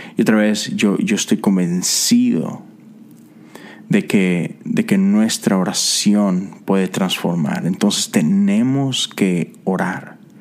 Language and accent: Spanish; Mexico; soy mexicano